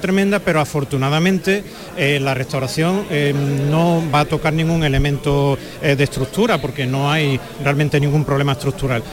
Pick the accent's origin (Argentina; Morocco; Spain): Spain; Seville, Andalusia; cofrade sevillano